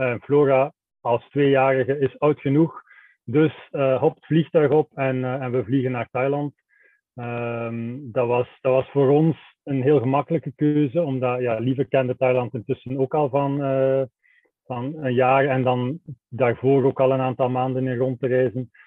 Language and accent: Dutch; Belgium; wij zijn, wij zijn Belgen